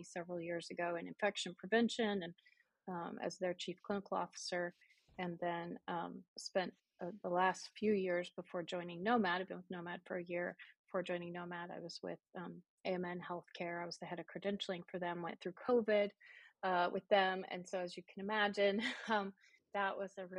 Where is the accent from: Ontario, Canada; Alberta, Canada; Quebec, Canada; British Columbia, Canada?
Alberta, Canada; Calgary; moved away as an adult; also born or lived in Texarkana, Texas; now in Plano, United States; That's where my hometown is, Calgary, Alberta